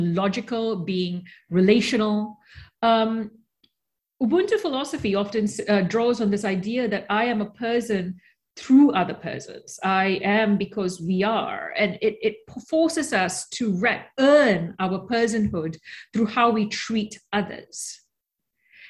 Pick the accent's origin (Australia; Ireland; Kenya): Australia; also born or lived in Malaysia; now in New York, United States; I was born in Malaysia. I grew up in Australia. I now live in New York.